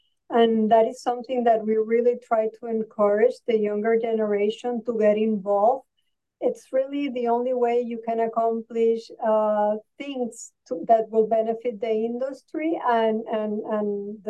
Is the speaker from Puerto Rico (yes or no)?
yes; Puerto Rico; also born or lived in California, United States; I spent some years in California and then came back to Puerto Rico